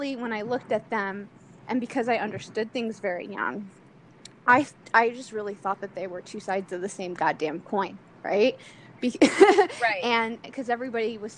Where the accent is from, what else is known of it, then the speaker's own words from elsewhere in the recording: Delaware, United States; I grew up in Delaware